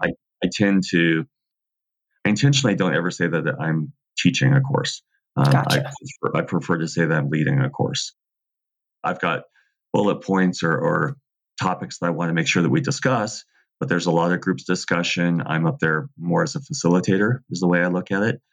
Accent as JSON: {"language": "English", "region": "Southern California", "country": "United States", "tie": "born or raised there", "said": "I grew up in Southern California"}